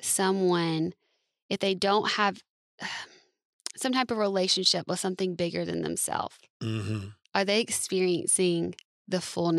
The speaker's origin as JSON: {"language": "English", "region": "the South", "country": "United States", "tie": "born or raised there", "said": "I grew up in the South."}